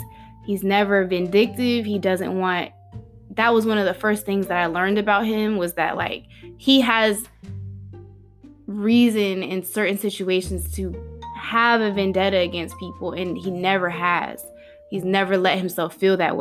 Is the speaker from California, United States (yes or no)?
no; Newport News, Virginia, United States; moved away; also born or lived in San Diego; we're all from Newport News, Hampton